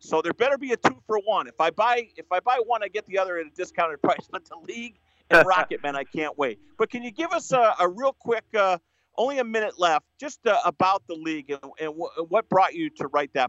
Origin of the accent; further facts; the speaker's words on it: New England, United States; because I grew up in New England